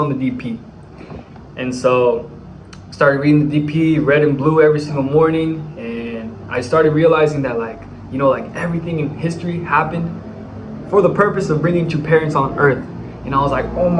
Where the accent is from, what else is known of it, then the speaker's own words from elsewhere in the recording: Bay Area, California, United States; moved away as an adult; now in Dominican Republic; I'm from the Bay Area, California